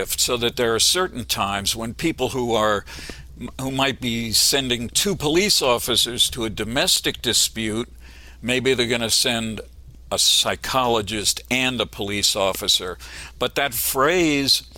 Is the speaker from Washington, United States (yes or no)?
no; Pennsylvania, United States; I grew up in Pennsylvania, and it's a much more conservative state than most people realize